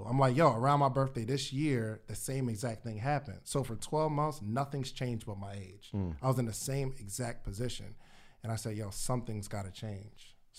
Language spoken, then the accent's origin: English; Willingboro, New Jersey, United States; also born or lived in Alabama; now in Atlanta, United States; I'm from New Jersey originally. Willingboro, New Jersey.